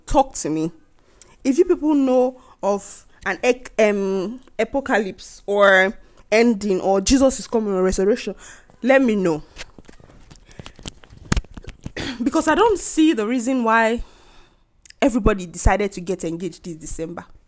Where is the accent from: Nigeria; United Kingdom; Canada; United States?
Nigeria; moved away; As a Nigerian living abroad